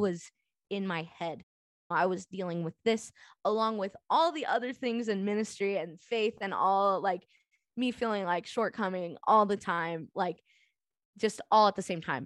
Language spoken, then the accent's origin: English; Southern California, United States; I grew up in Southern California.